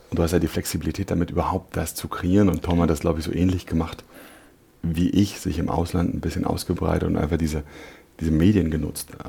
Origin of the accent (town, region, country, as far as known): Berlin, Germany; born or raised there